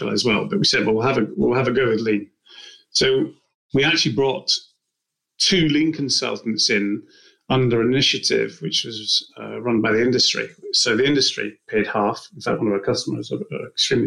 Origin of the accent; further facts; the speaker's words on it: Scotland, United Kingdom; now in Winchester, United Kingdom; I live in Winchester at the moment. I'm originally from Scotland